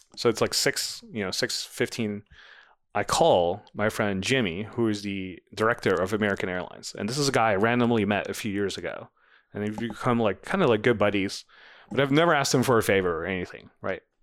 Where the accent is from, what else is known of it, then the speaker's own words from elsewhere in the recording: Netherlands; moved away as an adult; now in United States; I grew up in the Netherlands